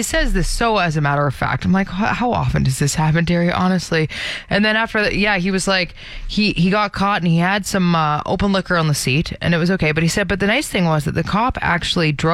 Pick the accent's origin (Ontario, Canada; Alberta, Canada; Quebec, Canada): Alberta, Canada; I was from Alberta.